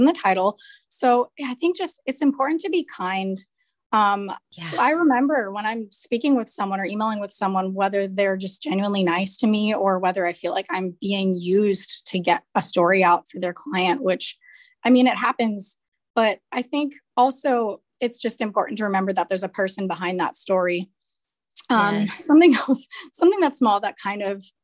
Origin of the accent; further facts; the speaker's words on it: East Coast, United States; moved away; I'm originally from the East Coast